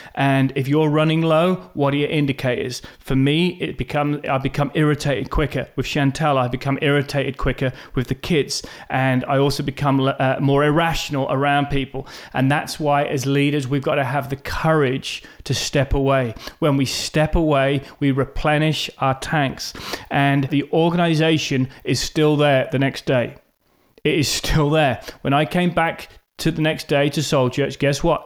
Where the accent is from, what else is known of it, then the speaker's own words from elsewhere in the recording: Norwich, East of England, United Kingdom; moved away as an adult; also born or lived in Australia / South Africa / United States; now in Norwich, United Kingdom; I was born in Norwich, England